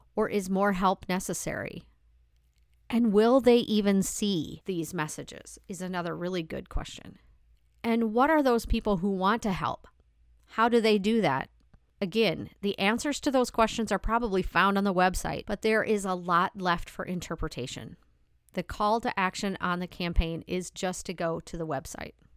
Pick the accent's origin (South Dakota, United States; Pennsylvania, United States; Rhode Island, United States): South Dakota, United States; I'm from South Dakota